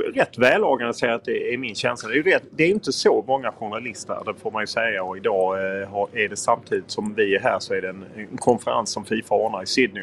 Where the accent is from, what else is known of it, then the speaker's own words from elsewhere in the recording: Lund, Skåne, Sweden; now in Stockholm, Sweden; jag är ju från Lund